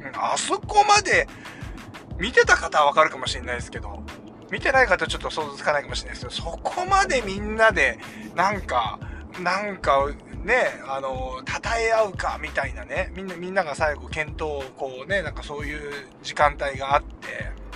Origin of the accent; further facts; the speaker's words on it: Kujukuri coast, Chiba, Japan; 千葉の結構田舎の方に、九十九里浜の方にね、僕はあのー、え出身なんで、あっちの方で育った